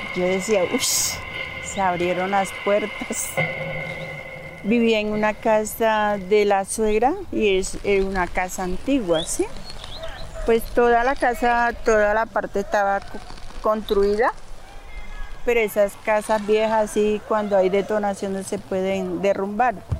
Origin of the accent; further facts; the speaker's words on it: El Banco, Magdalena, Colombia; moved away as an adult; also born or lived in Maicao, La Guajira; now in Bogotá, Colombia; Soy del Banco Magdalena